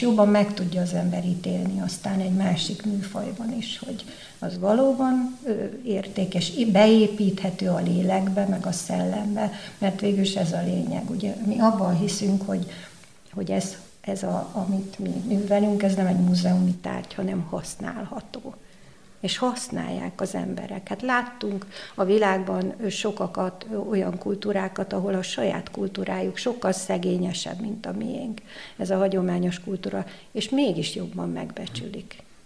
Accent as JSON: {"language": "Hungarian", "region": "Budapest", "country": "Hungary", "tie": "born or raised there", "also_born_or_lived": "New York / Taiwan", "moved": "as an adult", "lives_now": "Székesfehérvár, Hungary", "said": "bár a szülővárosom, de elegem lett Budapestből"}